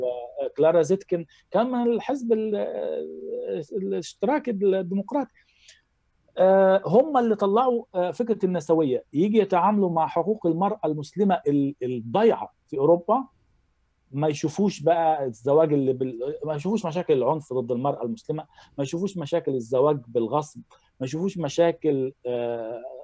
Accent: Giza, Giza Governorate, Egypt; born or raised there; moved away as an adult; now in Germany

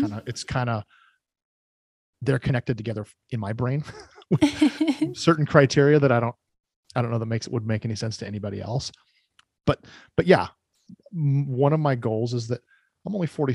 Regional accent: Oregon, United States; also born or lived in California; I'm pretty much a lifelong Oregon resident. I was born in California, but we moved up here before I was even one.

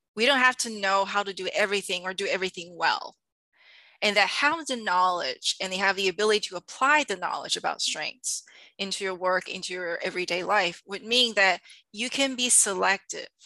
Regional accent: Taiwan; moved away; I'm from Taiwan originally

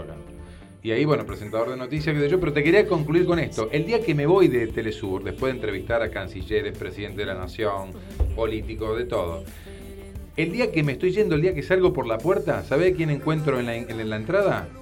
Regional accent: Argentina; salimos dos de Argentina

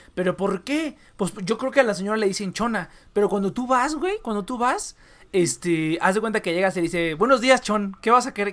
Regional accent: Michoacán, Mexico; now in Tijuana, Mexico; Yo soy de Michoacán, que es culinariamente superior

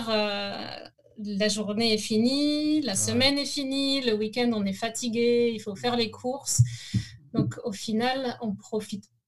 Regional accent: La Rochelle, Nouvelle-Aquitaine, France; born there; also born or lived in Nantes, France; Donc moi, je suis née en France, dans une ville qui s'appelle La Rochelle. C'est euh, dans la région Charente-Maritime, dans l'ouest de la France.

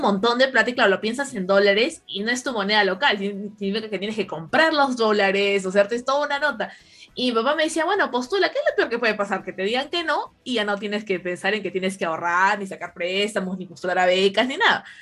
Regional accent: Peru; como peruanas

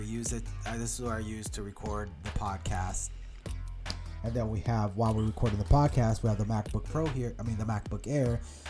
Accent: United States; accent: American; It's just my accent is American.

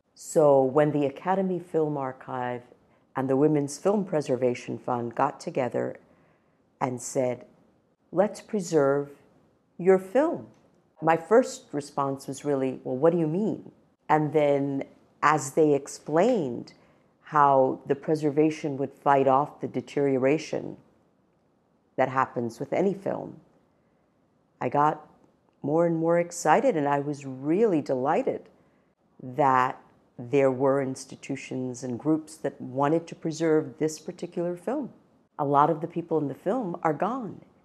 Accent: India; moved away; I was born in India

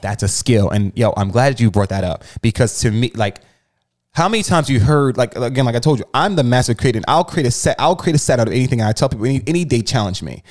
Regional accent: New Jersey, United States; moved away; So I'm from Jersey. When I was in Jersey, I was getting it.

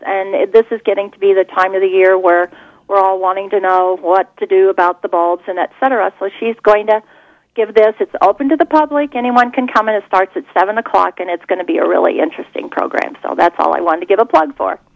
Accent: Champaign, Illinois, United States; I live in Champaign. I was raised here in Champaign

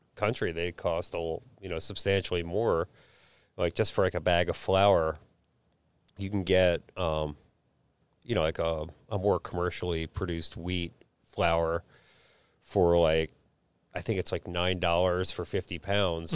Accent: Philadelphia, Pennsylvania, United States; I grew up in Huntington Park, Philadelphia

